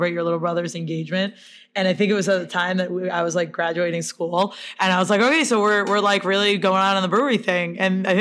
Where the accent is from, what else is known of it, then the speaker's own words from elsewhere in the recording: Princeton, Massachusetts, United States; also born or lived in Fitchburg, Massachusetts; I grew up in Fitchburg and then Princeton